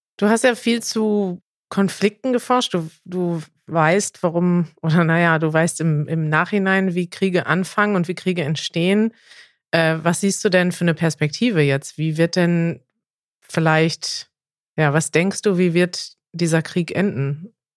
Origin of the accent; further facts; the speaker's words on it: Germany; als Deutsche